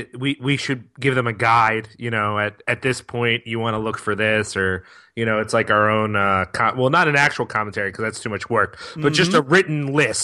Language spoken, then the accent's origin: English; Philadelphia, Pennsylvania, United States; I'm filled with shame for Philadelphia as a Philadelphian.